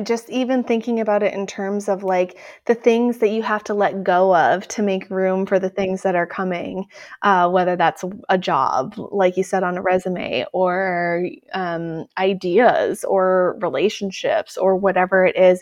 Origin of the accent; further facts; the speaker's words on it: Midwest, United States; I'm originally from the Midwest